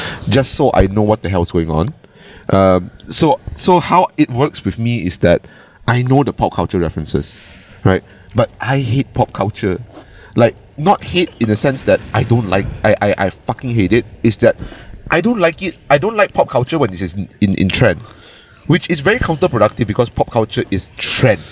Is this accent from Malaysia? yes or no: yes; Malaysia; first language Cantonese; English is a second language